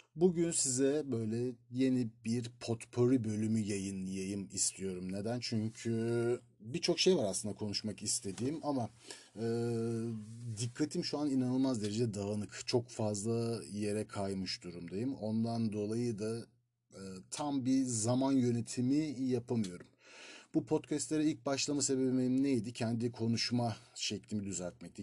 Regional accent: Turkey; first language Turkish; moved away; Ben bir Türk'üm.

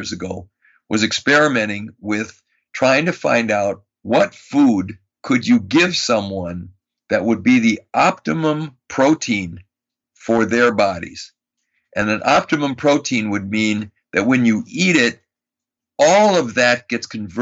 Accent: Madison, Wisconsin, United States; I grew up in Madison, Wisconsin, and I was a Boy Scout.

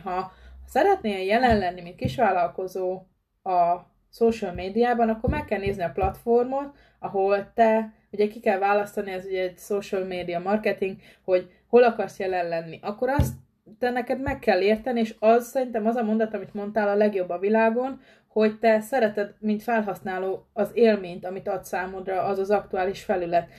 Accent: Pest, Hungary; Én is vidéki vagyok, Pest megyei vagyok ugyan, de, de egy kisebb községben lakok

